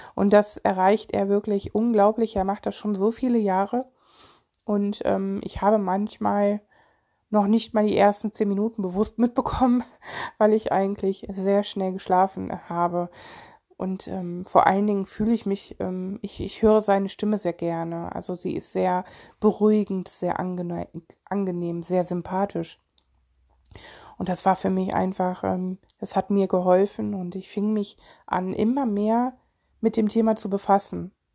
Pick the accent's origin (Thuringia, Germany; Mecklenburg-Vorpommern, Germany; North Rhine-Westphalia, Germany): North Rhine-Westphalia, Germany; Solingen; ich komme aus Solingen